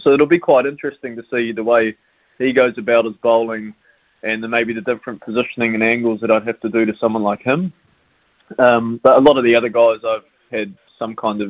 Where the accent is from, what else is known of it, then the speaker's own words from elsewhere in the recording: Auckland, New Zealand; moved away as an adult; also born or lived in Northern Districts; now in Christchurch, New Zealand; I'm from Auckland initially. I did all my age group cricket through Auckland